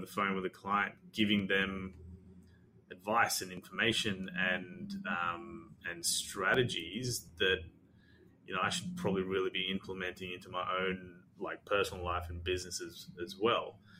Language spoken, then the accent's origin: English; Australia; also born or lived in Sri Lanka; I'm Sri Lankan. I was born in Sri Lanka. We moved to Australia when I was six